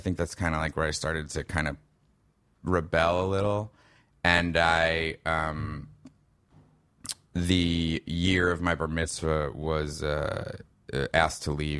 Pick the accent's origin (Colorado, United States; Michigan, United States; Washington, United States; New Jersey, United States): New Jersey, United States; Livingston; accent: Chicago; also born or lived in Skokie, Illinois; he moved us all to Chicago, where we were for 5 years. That's why my accent is like this. Mm-hmm. We lived in Skokie, Illinois, and he went, finished up his residency in medical school. And then after that, we moved back to Livingston